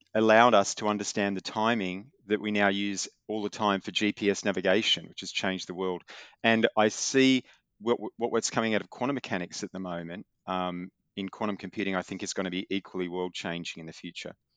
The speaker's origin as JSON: {"language": "English", "town": "Newcastle", "region": "New South Wales", "country": "Australia", "tie": "born or raised there", "said": "I was, uh, born and grew up in, uh, north of Sydney, a town called Newcastle"}